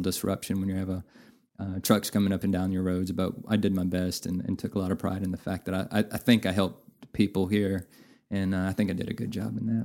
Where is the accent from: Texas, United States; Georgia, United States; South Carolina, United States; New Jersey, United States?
Texas, United States; Navasota; moved away as an adult; now in Amarillo, United States; I'm originally from Navasota, which is about okay. 70 miles north of Houston, a uh, smaller town, about oh, seven or eight thousand